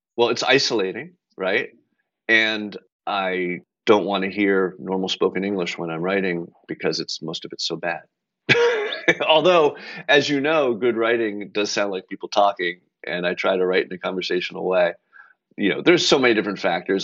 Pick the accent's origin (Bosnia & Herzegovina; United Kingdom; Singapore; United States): United States; Belmont, Massachusetts; also born or lived in Brookline, Massachusetts; I grew up in Belmont, next to very close to McLean